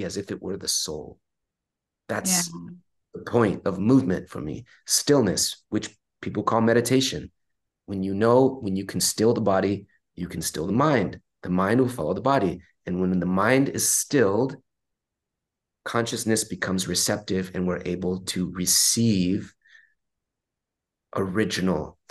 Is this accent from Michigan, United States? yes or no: no; Long Beach, California, United States; I was born and raised in Long Beach, California